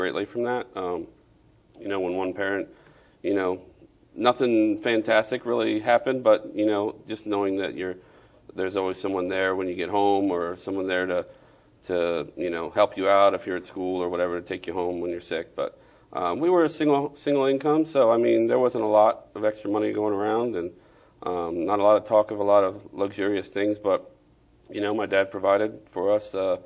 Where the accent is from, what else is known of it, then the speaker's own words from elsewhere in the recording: Laurel, Maryland, United States; also born or lived in Baltimore, Maryland; now in Hernando County, United States; I was born in Baltimore, Maryland, and my family grew up in Laurel, Maryland